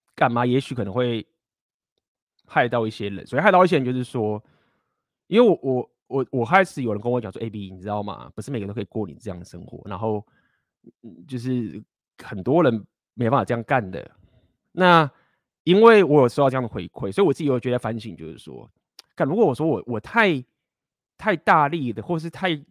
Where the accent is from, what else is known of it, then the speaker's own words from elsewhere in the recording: Taiwan; 我是台湾人